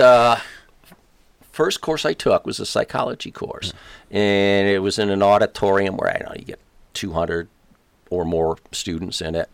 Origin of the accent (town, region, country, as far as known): Chicago, Illinois, United States; born or raised there